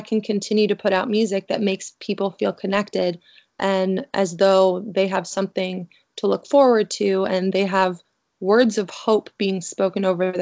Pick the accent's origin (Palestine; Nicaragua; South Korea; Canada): Canada; I'm originally from Canada